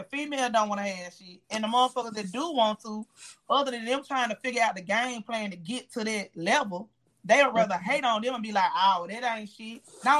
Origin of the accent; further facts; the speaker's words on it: Memphis, Tennessee, United States; Memphis is fucked up. I'm from Memphis.